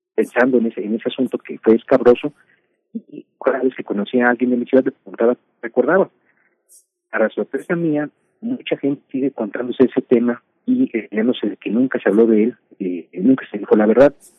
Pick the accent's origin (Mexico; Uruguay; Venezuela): Mexico; Tampico, Tamaulipas; mi infancia en Tampico, Tamaulipas.